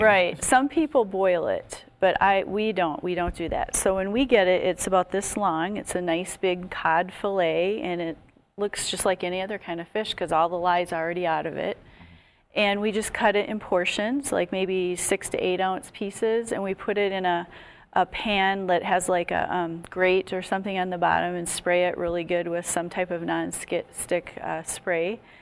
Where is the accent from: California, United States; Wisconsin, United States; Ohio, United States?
Wisconsin, United States; moved away; I'm from Wisconsin originally